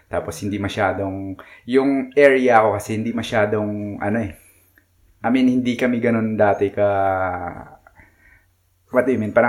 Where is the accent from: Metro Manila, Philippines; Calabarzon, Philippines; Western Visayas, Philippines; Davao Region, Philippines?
Western Visayas, Philippines; Iloilo City; moved away as an adult; also born or lived in Manila / Midland, Texas; now in United States; parang sa Manila rin ako dati. Tapos, minsan lang ako umuwi sa, sa amin sa Iloilo.